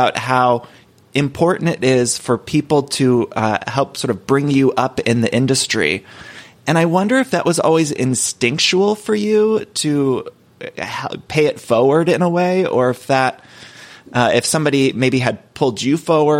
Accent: Solon, Ohio, United States; from Solon, Ohio, and this is Everything Iconic with ….

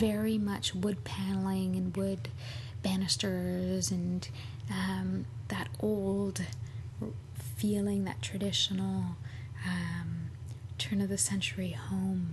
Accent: Montreal, Quebec, Canada; now in Toronto, Canada; I'm from Montreal originally

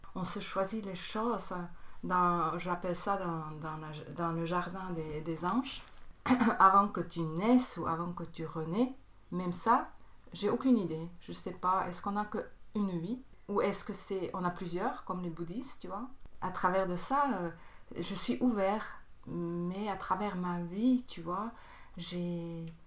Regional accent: Bern, Switzerland; moved away; also born or lived in Tarn, France; Je viens de Berne, c'est en Suisse. J'ai grandi euh, aussi à Berne

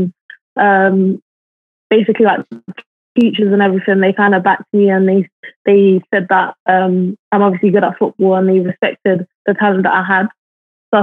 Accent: London, United Kingdom; now in Liverpool, United Kingdom; I grew up in Brixton

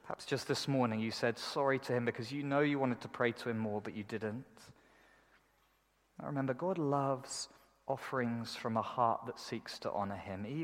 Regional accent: United Kingdom; I'm, I'm British, you know. We do everything kind of in a mediocre kind of way.

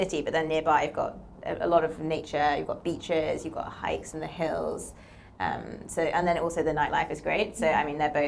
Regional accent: London, United Kingdom; also born or lived in New York; I grew up in London

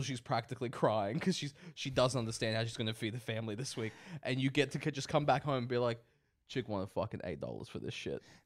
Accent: Australia; We're Australian, this is our culture

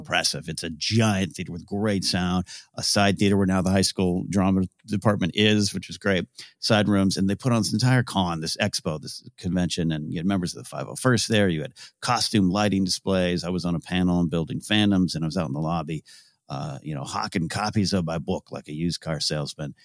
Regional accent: Arroyo Grande, California, United States; moved away; Traveled to my hometown, um, uh, Royal Grande, California

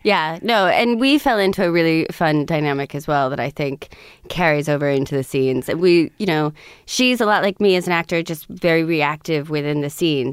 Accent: Montclair, New Jersey, United States; born or raised there; also born or lived in Montauk, Long Island

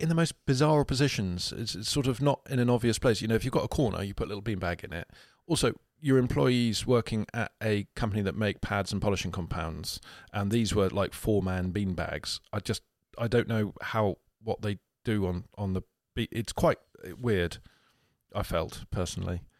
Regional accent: United Kingdom; We're British.

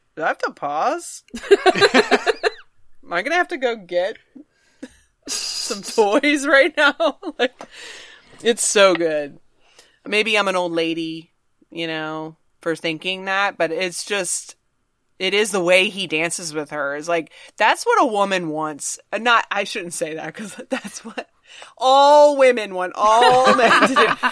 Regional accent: Virginia, United States; I'm from Virginia

